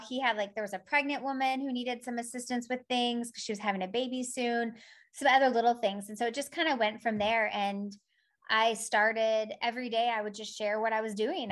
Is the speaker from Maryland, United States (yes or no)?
no; California, United States; now in Poland; I'm from California